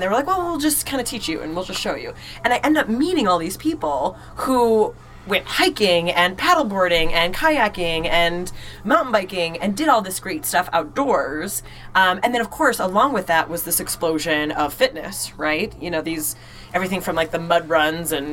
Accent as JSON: {"language": "English", "region": "Illinois", "country": "United States", "accent": "nasally", "moved": "as an adult", "lives_now": "Maine, United States", "said": "I'm actually, and maybe you can tell by my nasally pronunciations, I'm from Illinois originally"}